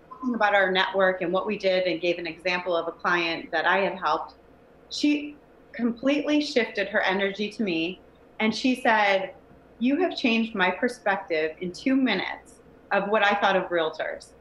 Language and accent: English; Cleveland, Ohio, United States; I grew up in Cleveland